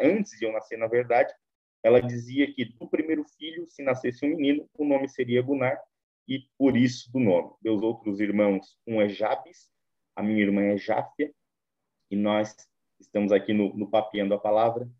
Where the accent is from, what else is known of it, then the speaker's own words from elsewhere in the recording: Imbituba, Santa Catarina, Brazil; Eu nascido e criado no Evangelho, mais propriamente na Assembleia de Deus de Imbituba